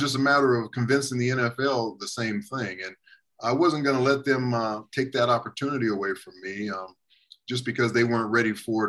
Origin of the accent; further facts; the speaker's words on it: Los Angeles, California, United States; moved away as an adult; also born or lived in Canada / Seattle / Houston; when I was growing up in Los Angeles